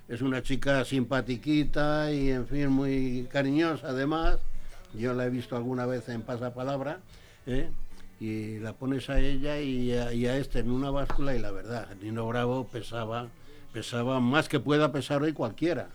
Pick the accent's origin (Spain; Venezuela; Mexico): Spain; Madrid, Community of Madrid; now in Leganés, Spain; yo nací en Carabanchel y, aquí yo, aunque me he venido a Leganés